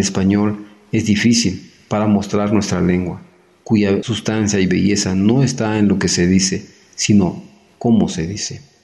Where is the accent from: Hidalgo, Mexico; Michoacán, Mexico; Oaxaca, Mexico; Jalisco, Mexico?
Oaxaca, Mexico; Tamazulapam del Espíritu Santo; first language Mixe; Spanish is a second language; hablante de la lengua mije, originario del municipio de Tamazulapan del Espíritu Santo, Oaxaca